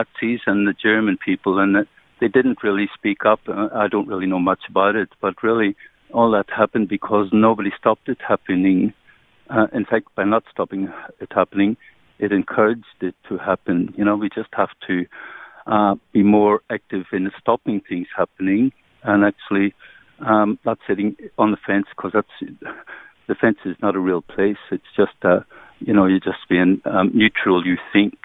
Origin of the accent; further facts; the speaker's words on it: Northern Ireland, United Kingdom; now in Victoria, Australia; I'm from Northern Ireland, you know, and I just came here in 1973